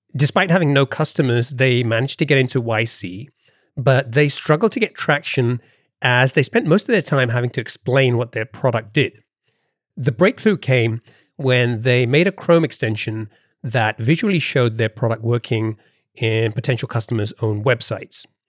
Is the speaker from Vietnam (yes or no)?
no; United Kingdom; accent: British; moved away; my British accent is still can't shake it off completely